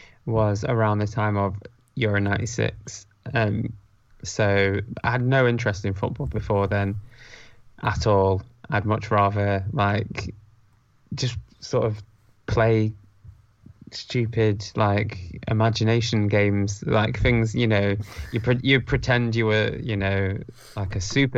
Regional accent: Preston, North West England, United Kingdom; also born or lived in Ascot; now in Salford, United Kingdom; I grew up in Preston, so yeah, not too far away from

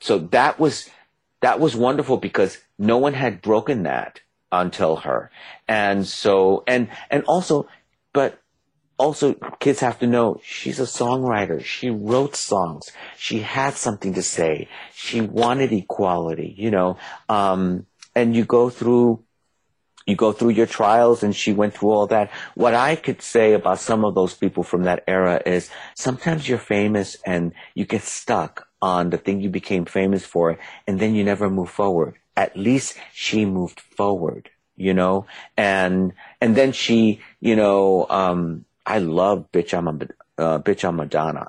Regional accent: New York City, New York, United States; I'm from the Bronx

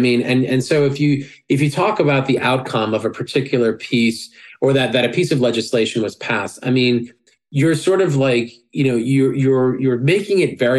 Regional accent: New York, United States; I'm a New Yorker. I talk like I like that conversational style, right?

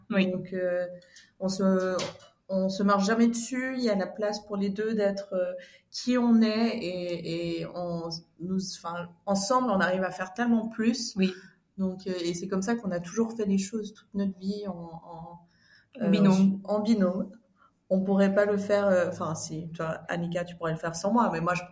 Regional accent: Switzerland; j'ai fait des études en communication, on a grandi en Suisse.

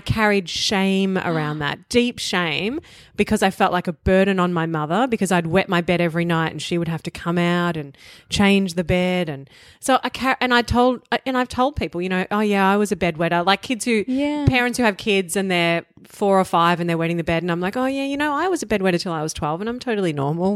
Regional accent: Melbourne, Victoria, Australia; I come from Bogan upbringing, you know, outer eastern suburbs of Melbourne

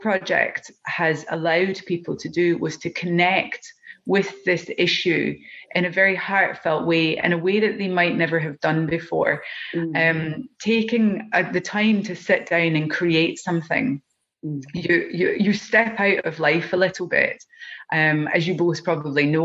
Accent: Scotland, United Kingdom; accent: Scottish; As you can hear from my accent, I'm Scottish

